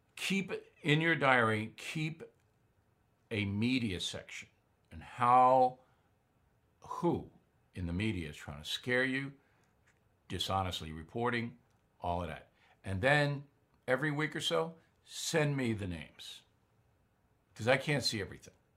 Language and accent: English; Long Island, New York, United States; my hometown on Long Island